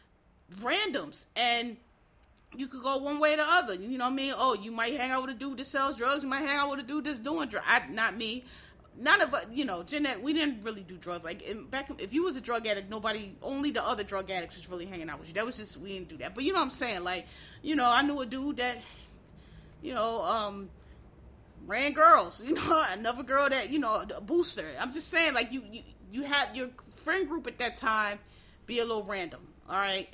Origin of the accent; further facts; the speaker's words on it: Philadelphia, Pennsylvania, United States; I'm from Philadelphia, where it's a lot of gangsters. I went to school with gangsters